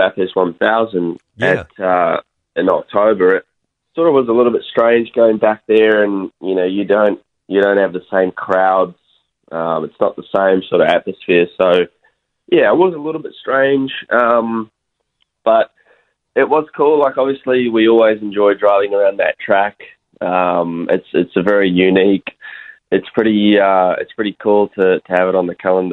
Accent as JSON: {"language": "English", "town": "Pukekohe", "region": "Auckland", "country": "New Zealand", "moved": "yes", "lives_now": "Australia", "said": "I'm actually from Pukki Koe"}